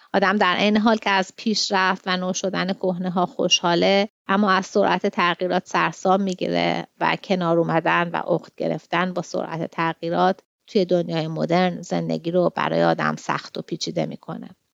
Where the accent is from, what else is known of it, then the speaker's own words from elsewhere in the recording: Tehran, Tehran Province, Iran; moved away as an adult; now in Sydney, Australia; من توی غرب تهران بزرگ شدم